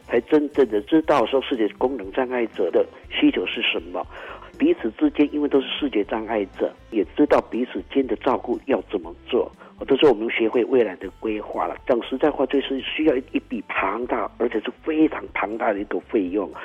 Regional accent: Pingtung County, Taiwan; 我们平东人

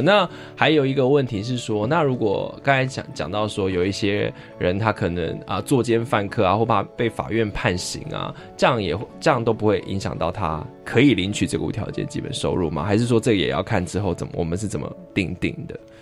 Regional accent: Taiwan; 我们其实台湾人常，尤其年轻人常有一种感觉

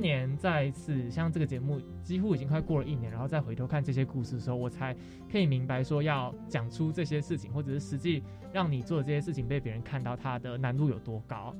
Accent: Taoyuan, Taiwan; moved away as an adult; also born or lived in Taipei; 我们两个都桃园人，但是我们都在台北念书

